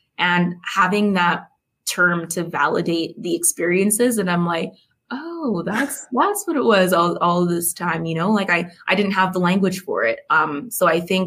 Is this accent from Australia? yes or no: no; Saskatchewan, Canada; born and raised in Saskatchewan